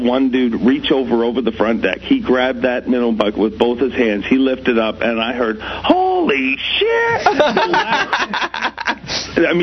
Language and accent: English; Canada; as a Canadian kid